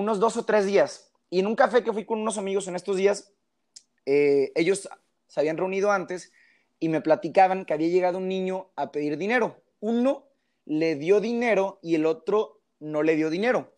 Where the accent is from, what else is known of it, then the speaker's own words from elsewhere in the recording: Mexico; somos los mexicanos